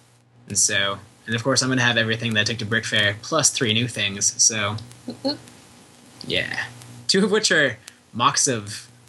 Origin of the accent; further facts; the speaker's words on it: Oklahoma, United States; I'm from Oklahoma